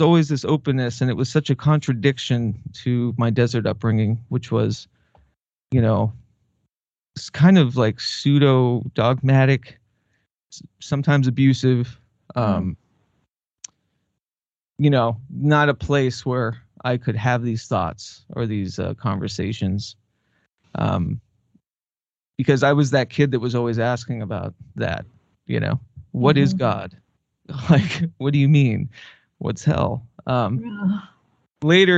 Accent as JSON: {"language": "English", "region": "Southwest", "country": "United States", "tie": "born or raised there", "said": "when I was a kid, I grew up in the Southwest, mainly with my mother."}